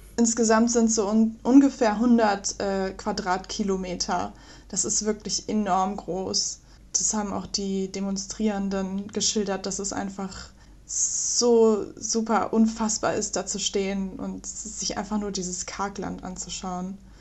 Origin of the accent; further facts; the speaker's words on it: Mönchengladbach, North Rhine-Westphalia, Germany; moved away; Ich komme ursprünglich aus der Nähe aus Mönchengladbach, von Mönchengladbach